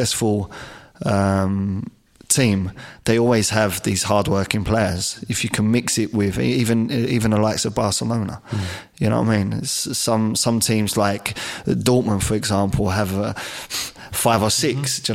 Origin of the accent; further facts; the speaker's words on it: London, United Kingdom; moved away as an adult; Me growing up in Peckham